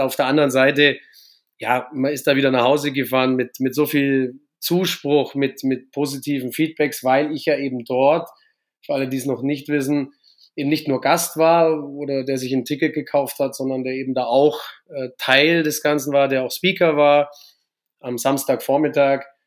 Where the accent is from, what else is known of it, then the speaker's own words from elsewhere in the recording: Augsburg, Bavaria, Germany; Ich komme aus Bayern, aus Augsburg